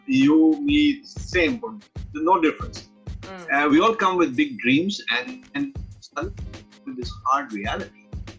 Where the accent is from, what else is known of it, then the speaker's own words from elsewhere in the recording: Dubai, United Arab Emirates; now in Canada; I came here 20 years ago as an immigrant from the Middle East. I came from Dubai. I came here with dreams, and I've got all this experience.